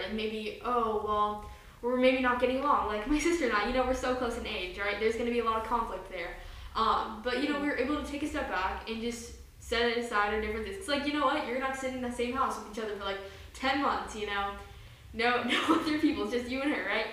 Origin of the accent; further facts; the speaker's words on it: United States; my siblings and I were raised in the United States